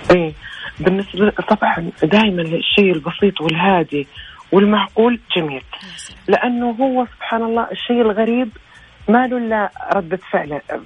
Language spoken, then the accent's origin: Arabic; Saudi Arabia; عندنا في السعوديه